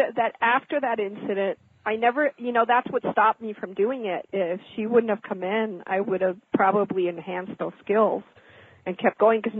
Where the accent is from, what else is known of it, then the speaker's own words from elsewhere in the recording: Mexico; I was born and raised in Mexico from American parents.